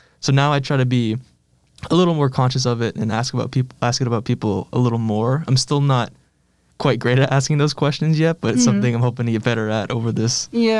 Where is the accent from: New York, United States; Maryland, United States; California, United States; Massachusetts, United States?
Massachusetts, United States; Malden; growing up in Malden, it was just kind of, I've seen so many. I've lived in a very diverse area.